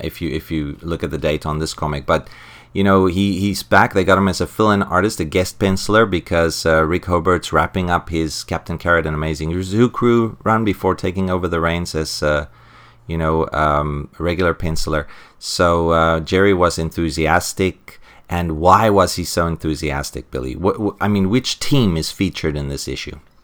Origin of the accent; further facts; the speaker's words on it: South Africa; I'm from South Africa